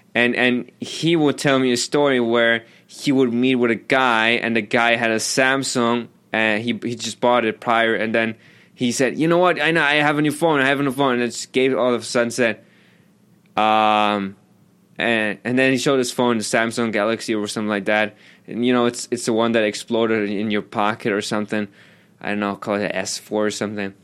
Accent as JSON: {"language": "English", "country": "Germany", "tie": "born or raised there", "moved": "yes", "said": "I grew up in Germany"}